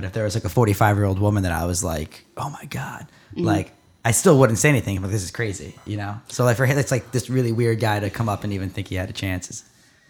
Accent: Long Island, New York, United States; I grew up in Long Island.

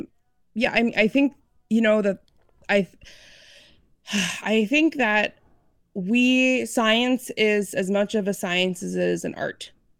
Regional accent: Illinois, United States; I grew up outside of Chicagoland area, and anybody who grew up or knows of that area, land is kind of at a premium, and it's hard to interact with horses.

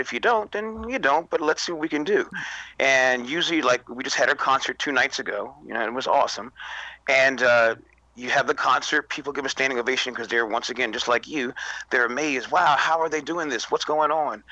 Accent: Philadelphia, Pennsylvania, United States; I'm from Philadelphia

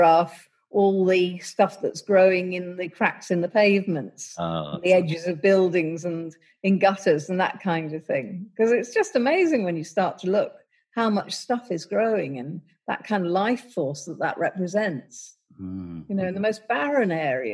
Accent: London, United Kingdom; I grew up in London

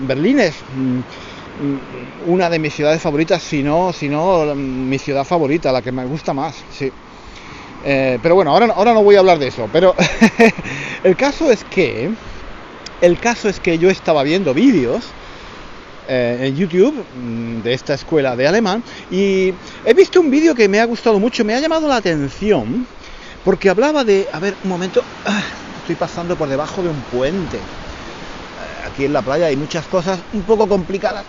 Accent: Granada, Andalusia, Spain; moved away as an adult; now in London, United Kingdom; nací en España, nací en el sur de España, en Granada. Soy de Granada

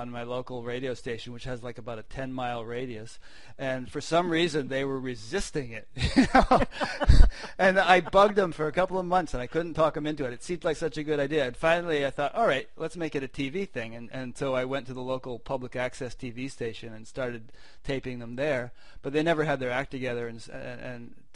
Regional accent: Connecticut, United States; now in Midwest, United States; I'm from Connecticut

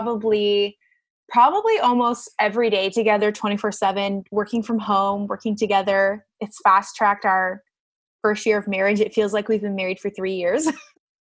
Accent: Barrie, Ontario, Canada; now in Guelph, Canada; I grew up in Barrie, Ontario

